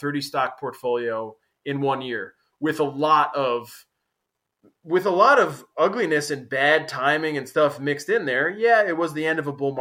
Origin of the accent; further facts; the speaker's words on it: United States; moved away as an adult; now in Portugal; living in foreign countries for me has given me that as an American